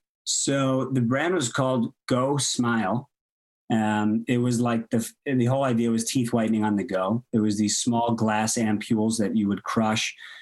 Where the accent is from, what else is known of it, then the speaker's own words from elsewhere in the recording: Purchase, New York, United States; I'm from a small town called Purchase. It's in New York, about 45 minutes northeast of New York City.